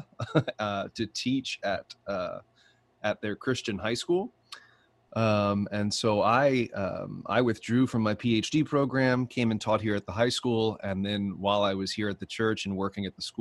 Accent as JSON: {"language": "English", "town": "Alexandria", "region": "Louisiana", "country": "United States", "tie": "born or raised there", "also_born_or_lived": "Edinburgh, Scotland", "said": "I'm originally from Alexandria, I was born here"}